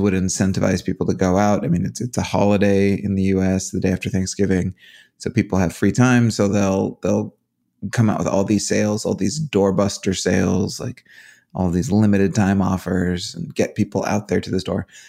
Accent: United States; as an American

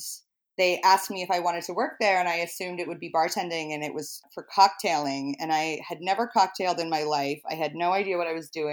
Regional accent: Rhode Island, United States; as a kid, I'm from Rhode Island and be around a lot of bars

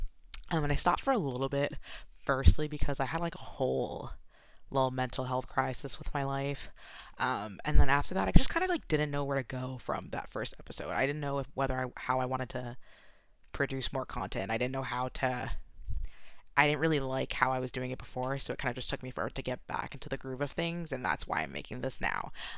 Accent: New York, United States; I'm from New York, so I kind of have a tendency to talk fast.

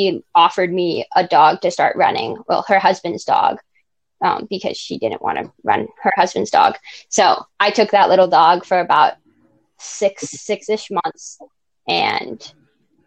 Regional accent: Wisconsin, United States; I'm 16 years old and I'm from Wisconsin

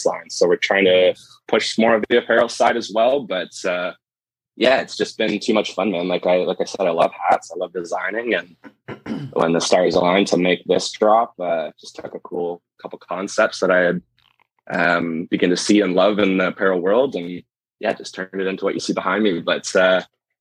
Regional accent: Markham, Ontario, Canada; I grew up in Markham, just north of Toronto here

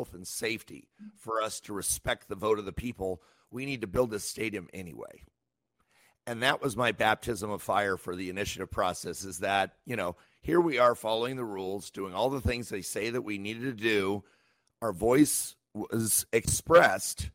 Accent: Yakima, Washington, United States; I was born and raised in Yakima, which is kind of a small town in the middle of Washington.

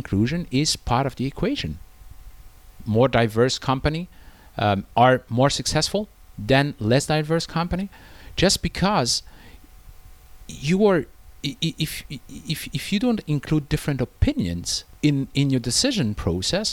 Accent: France; moved away as an adult; now in China; in France, my home country

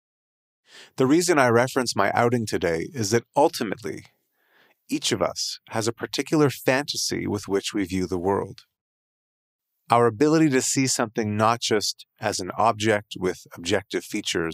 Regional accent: Canada; as a Canadian

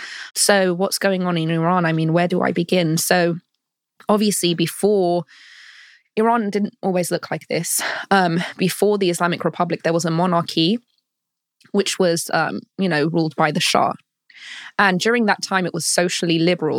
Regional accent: London, United Kingdom; moved away as an adult; now in United States; I am from London. I was born and raised in London.

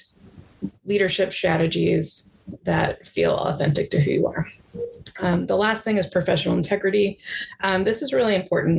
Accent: Midwest, United States; I identify as a Midwesterner

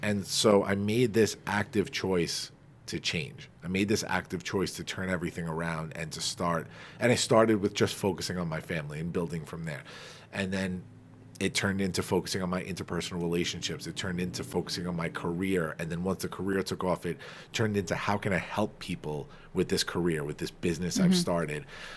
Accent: Farmingdale, New York, United States; accent: Long Island; my hometown of Farmingdale

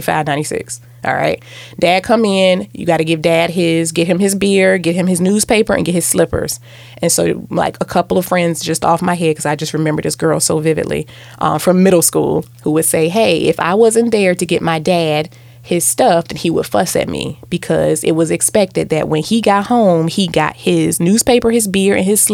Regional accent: Virginia, United States; I grew up in Virginia

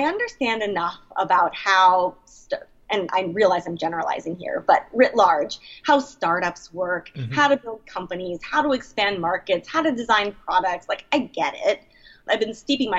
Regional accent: San Francisco, California, United States; moved away as an adult; also born or lived in Portland, Oregon; I was born and raised in San Francisco, have lived there for many, many years

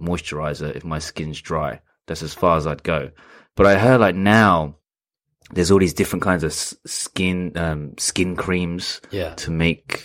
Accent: United Kingdom; also born or lived in London / Portsmouth; now in Sapporo, Japan; where I'm from, you know, growing up in London and Portsmouth

